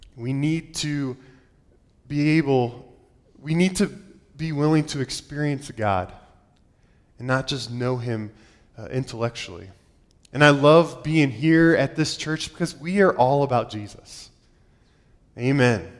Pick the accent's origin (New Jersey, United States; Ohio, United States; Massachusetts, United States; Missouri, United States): Ohio, United States; moved away; I grew up in Ohio. I'm an Ohio boy through and through.